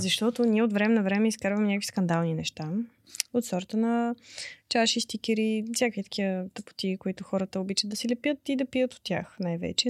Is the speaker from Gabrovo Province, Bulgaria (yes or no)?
no; Pleven, Pleven Province, Bulgaria; now in Sofia, Bulgaria